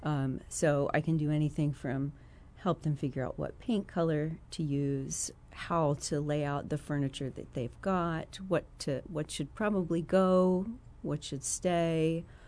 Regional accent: Chester County, Philadelphia area, Pennsylvania, United States; moved away as an adult; now in Champaign, United States; I was born and raised in, uh, Chester County

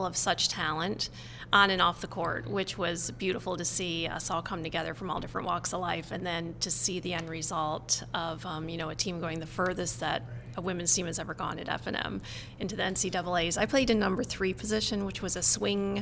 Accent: Towanda, Pennsylvania, United States; also born or lived in Lancaster, Pennsylvania; I was born in Lancaster and then was raised in Towanda, Pennsylvania.

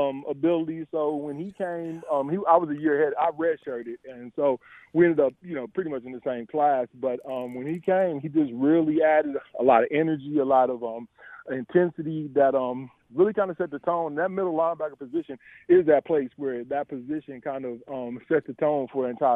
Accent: Indiana, United States; I grew up in Indiana, so I grew up watching, Indiana football, as a kid

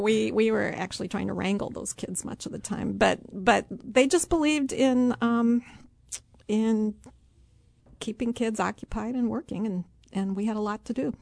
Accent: Streator, Illinois, United States; now in Urbana, United States; I grew up in LaSalle County on a farm

